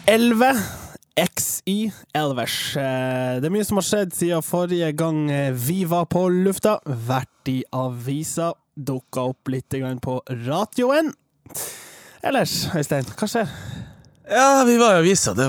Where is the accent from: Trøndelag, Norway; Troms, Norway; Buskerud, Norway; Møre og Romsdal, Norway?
Troms, Norway; Tromsø; Jeg er fra Tromsdalen